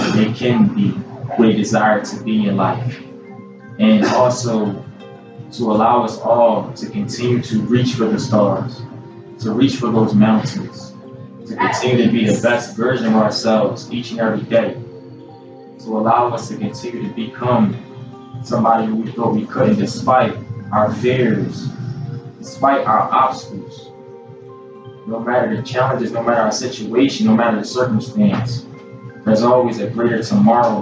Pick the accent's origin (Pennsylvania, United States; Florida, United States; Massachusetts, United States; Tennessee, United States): Pennsylvania, United States; Philadelphia; I'm from Philadelphia, PA originally